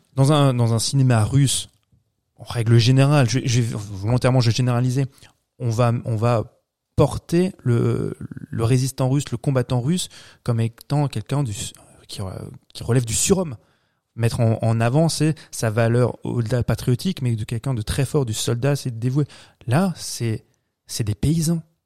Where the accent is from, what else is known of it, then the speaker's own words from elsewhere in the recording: France; chez nous en France